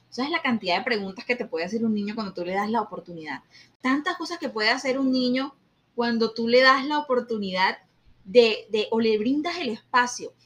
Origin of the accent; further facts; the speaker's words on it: Colombia; como colombianos